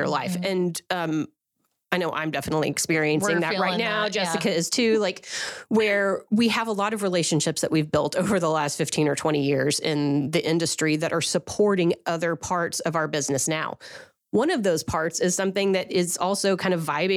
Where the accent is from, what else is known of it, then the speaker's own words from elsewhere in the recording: Oklahoma, United States; I'm from Oklahoma also